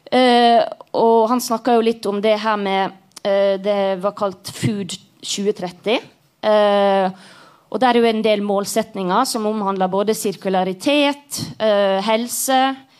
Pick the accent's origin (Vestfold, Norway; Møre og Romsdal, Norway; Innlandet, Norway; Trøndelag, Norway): Møre og Romsdal, Norway; Sunnmøre; jeg er jo sunnmøring